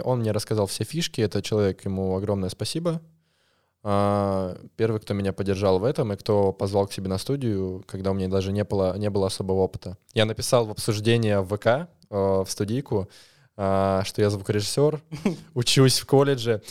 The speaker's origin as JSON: {"language": "Russian", "region": "Moscow", "country": "Russia", "said": "Я звукорежиссер из Москвы. Или с Москвы"}